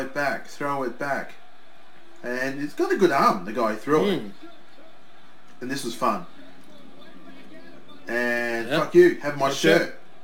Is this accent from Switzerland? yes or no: no; Australia; I'm Australian.